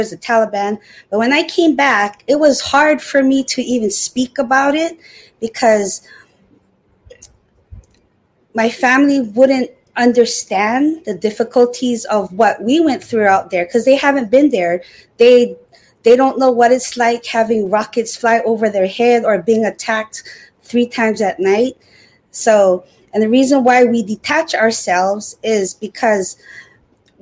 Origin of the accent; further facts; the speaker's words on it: Hawaii, United States; moved away; born and raised in Hawaii.